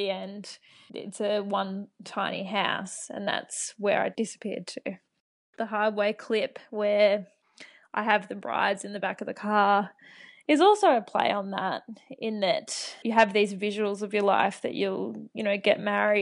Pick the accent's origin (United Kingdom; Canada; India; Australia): Australia; Wodonga, Victoria; moved away; also born or lived in Albury; my hometown of Wodonga